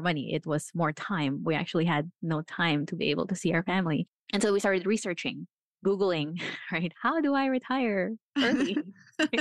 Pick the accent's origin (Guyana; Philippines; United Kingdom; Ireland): Philippines; also born or lived in New Zealand; now in Florida, United States; I was born in the Philippines.